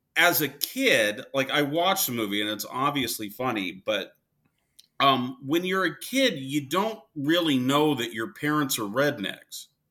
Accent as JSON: {"language": "English", "town": "Wichita", "region": "Kansas", "country": "United States", "tie": "born or raised there", "moved": "yes", "lives_now": "Arizona, United States", "said": "I was born in Wichita, Kansas"}